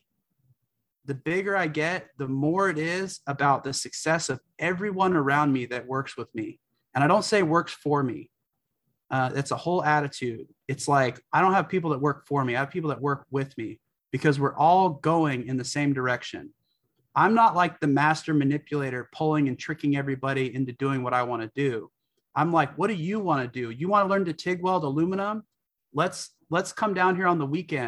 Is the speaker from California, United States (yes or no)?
yes; California, United States; I grew up in California